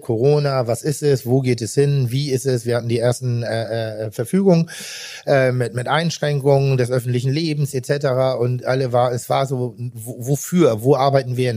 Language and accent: German; Pinneberg, Schleswig-Holstein, Germany; Ich komme vom Land und, und äh, ich bin im Land groß geworden